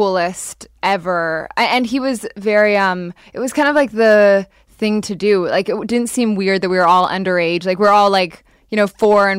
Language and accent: English; Hong Kong; also born or lived in London, United Kingdom / Japan; So I was born in London and then moved to Japan when I was 4 and then Hong Kong. So I basically lived there. Japan for 6 years, Hong Kong 8 years.